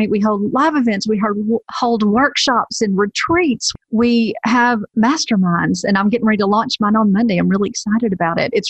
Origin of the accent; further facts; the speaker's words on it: the South, United States; hey, listen, I am from the South. I used to run a women's ministry, so I, everything seems like holy at this point.